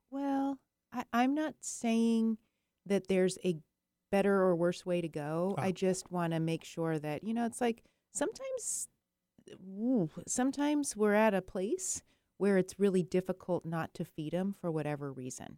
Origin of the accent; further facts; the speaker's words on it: Arizona, United States; I was born in Arizona